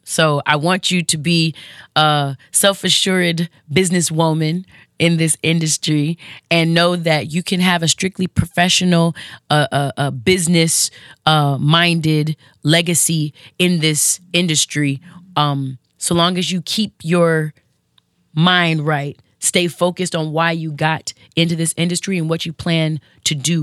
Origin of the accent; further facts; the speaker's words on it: West Coast, United States; the West Coast chick in me